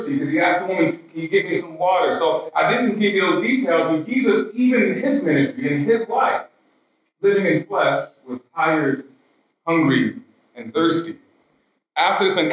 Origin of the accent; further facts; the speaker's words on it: Baltimore, Maryland, United States; I grew up in South Baltimore, pretty rough neighborhood